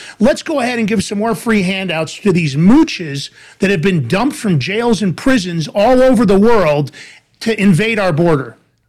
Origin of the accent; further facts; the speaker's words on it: New York City, New York, United States; moved away; also born or lived in White Plains, New York; I'm a New Yorker. I grew up in Fordham Road, the Bronx. Later on, my parents made a little bit of money. We moved to White Plains in New York.